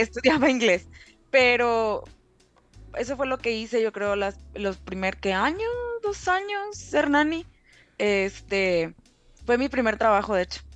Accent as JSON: {"language": "Spanish", "town": "Reynosa", "region": "Tamaulipas", "country": "Mexico", "moved": "as an adult", "lives_now": "Ireland", "said": "soy originaria de Reynosa, ta, Tamaulipas"}